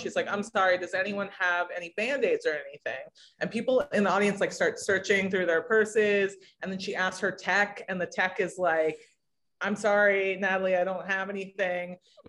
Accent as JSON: {"language": "English", "region": "West Coast", "country": "United States", "tie": "born or raised there", "said": "maybe it's just that I grew up on the West Coast and now live on the East Coast"}